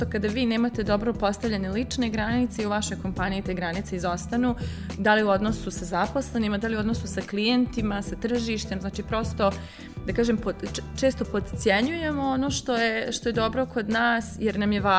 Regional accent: Bosnia & Herzegovina; accent: Bosnian; also born or lived in Belgrade, Serbia; now in Vienna, Austria; ja sam 2018. živjela sam tad u Beogradu a inače ja ako čujete naglasak iz, Bos, iz Bosne sam.

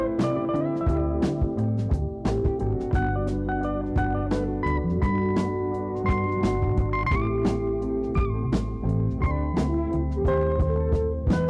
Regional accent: Chicago, Illinois, United States; growing up in Chicago in the 60s, 70s, and 80s

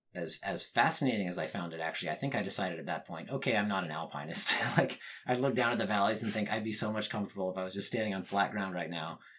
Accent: northern Utah, United States; I grew up in Utah. The town that I grew up in, I mean, it's not exactly rural

